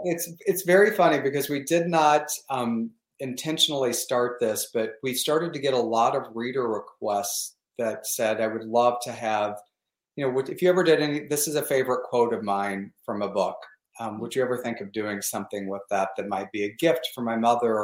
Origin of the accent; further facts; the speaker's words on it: the Ozarks, United States; also born or lived in Michigan, United States; now in Palm Springs, United States; growing up in the Ozarks, I was fascinated with, we were in Tornado Alley, is what they called it.